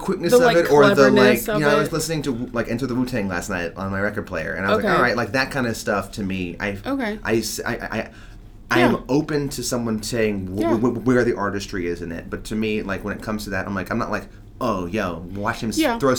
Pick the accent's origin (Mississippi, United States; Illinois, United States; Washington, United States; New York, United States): New York, United States; born or raised there